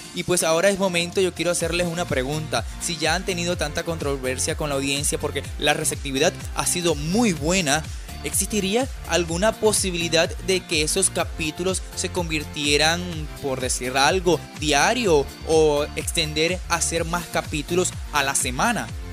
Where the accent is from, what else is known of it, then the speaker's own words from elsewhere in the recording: Venezuela; somos unos grandes venezolanos